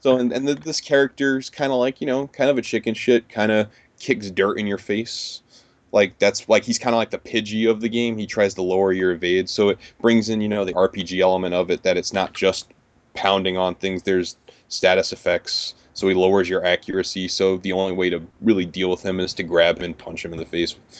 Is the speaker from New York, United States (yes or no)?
yes; New York, United States; growing up in New York for the last thirty years.